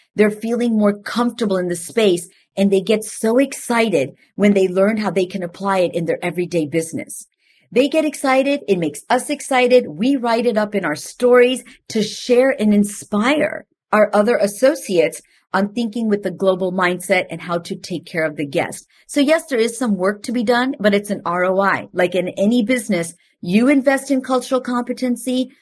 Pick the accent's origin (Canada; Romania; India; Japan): India; moved away; I am from India, and I, I am of a different background